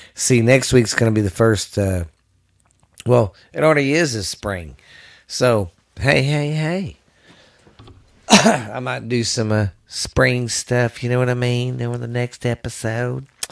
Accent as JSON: {"language": "English", "region": "the South", "country": "United States", "said": "I'm from the South"}